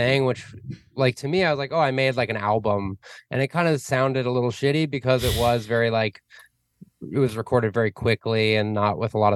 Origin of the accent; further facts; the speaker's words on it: Arizona, United States; moved away as an adult; also born or lived in New York; now in Los Angeles, United States; I grew up in Arizona, and lived there till I was like 21, 22, and then moved around a bit